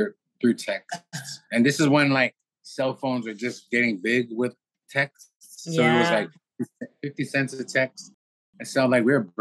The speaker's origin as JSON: {"language": "English", "town": "Hobbema", "region": "Alberta", "country": "Canada", "moved": "yes", "said": "we're from Hobima, Alberta"}